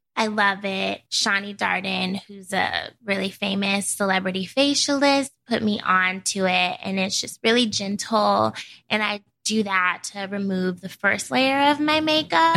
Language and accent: English; Portland, United States; moved away as an adult; now in New York, United States; growing up in Portland